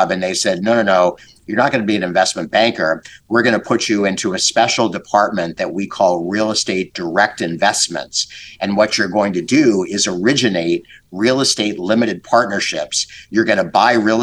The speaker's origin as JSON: {"language": "English", "town": "Boston", "region": "Massachusetts", "country": "United States", "tie": "born or raised there", "moved": "yes", "said": "I'm actually a Bostonian by birth. I spent my childhood growing up in the Boston area, which I loved."}